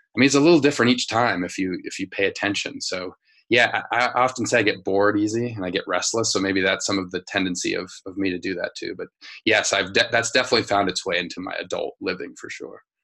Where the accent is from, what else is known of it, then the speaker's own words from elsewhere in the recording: Denver, Colorado, United States; I grew up in Denver, Colorado, in like a working class uh, family.